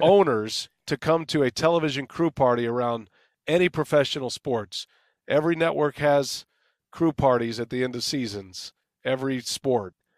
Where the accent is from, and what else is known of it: San Antonio, Texas, United States; born or raised there; moved away as an adult